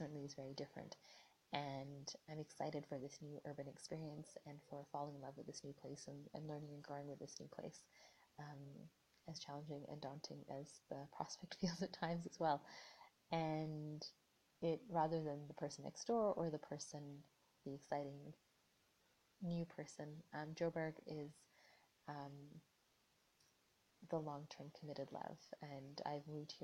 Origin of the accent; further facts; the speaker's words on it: Vancouver, British Columbia, Canada; moved away as an adult; now in Toronto, Canada; I'm originally from Vancouver, and it's where a lot of my formative experiences are.